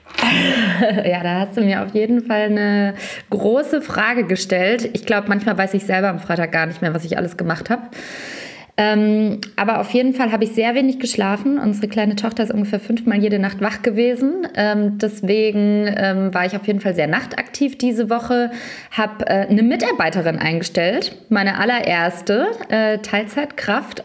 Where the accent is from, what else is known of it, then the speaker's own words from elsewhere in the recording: Lower Franconia, Bavaria, Germany; unter Franken, wo ich herkomme